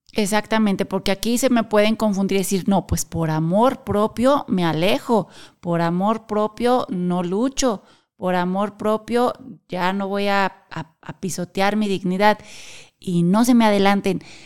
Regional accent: Querétaro, Mexico; Nosotros somos de México y específicamente de la ciudad de Querétaro

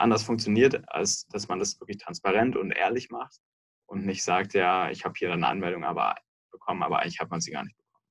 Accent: Munich, Bavaria, Germany; moved away as an adult; now in Berlin, Germany; Davor bin ich in München aufgewachsen

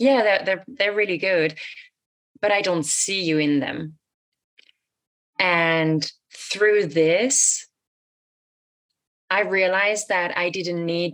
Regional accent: France; moved away; also born or lived in United States; I moved out of the US back to my home country in France for a bit.

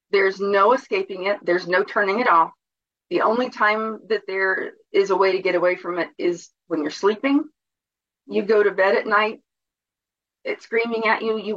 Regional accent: New Jersey, United States; growing up in New Jersey and being surrounded in the tenement houses with um, Italians

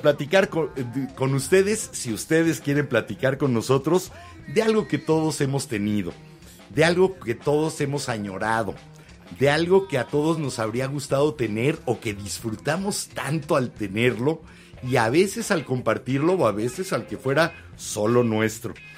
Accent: Mexico; como mexicano

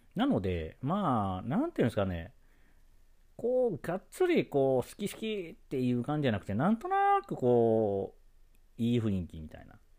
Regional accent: Osaka, Japan; 生まれも育ちも大阪

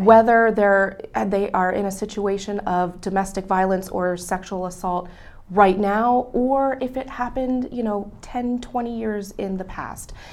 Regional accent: Berks County, Pennsylvania, United States; also born or lived in Harrisburg, Pennsylvania; I'm actually a Berks County native

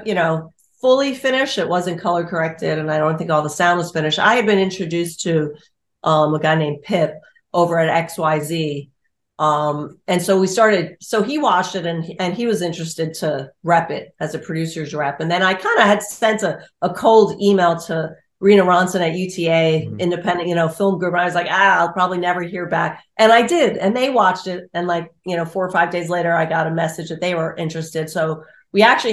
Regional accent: New York City, New York, United States; also born or lived in New Paltz; I'm a New Yorker, born and raised New York City gal

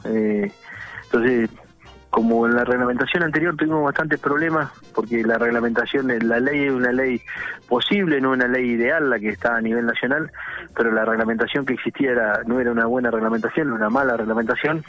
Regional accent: Argentina

